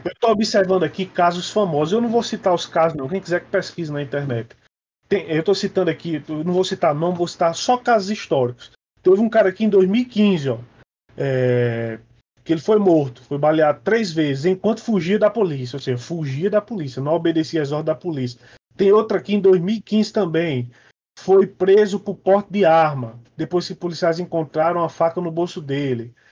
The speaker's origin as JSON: {"language": "Portuguese", "region": "Northeast Region", "country": "Brazil", "accent": "nordestino", "moved": "yes", "said": "Eu tenho um sotaque nordestino carregado, pesado"}